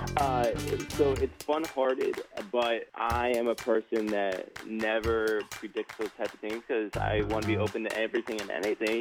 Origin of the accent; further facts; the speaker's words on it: Midwest, United States; now in Chicago, United States; I grew up in the Midwest